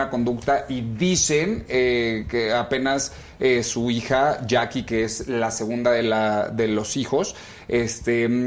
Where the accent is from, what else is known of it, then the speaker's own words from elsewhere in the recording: Mexico City, Mexico; now in Los Angeles, United States; Yo nací aquí en El Defectuoso, mi querida Adela. Yo soy aquí de la Ciudad de México, aunque me salí hace 10 años